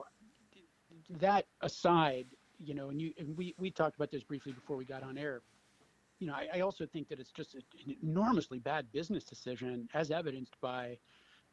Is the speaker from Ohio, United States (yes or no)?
yes; Cleveland, Ohio, United States; I grew up in Cleveland. I had moved away for 10 years or so